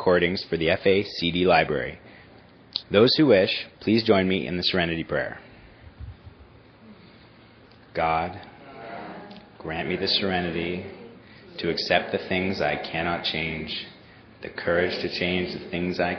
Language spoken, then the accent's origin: English; Toronto, Ontario, Canada; moved away; I grew up in Toronto, Canada